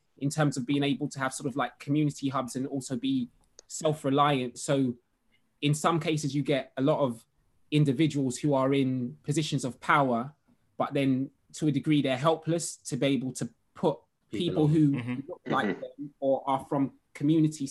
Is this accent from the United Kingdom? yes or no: yes; London, United Kingdom; I'm from Hackney.